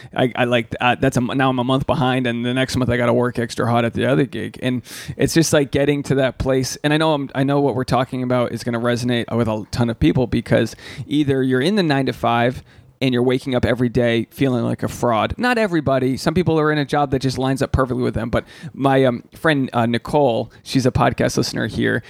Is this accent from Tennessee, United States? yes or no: no; Rhode Island, United States; I'm from Rhode Island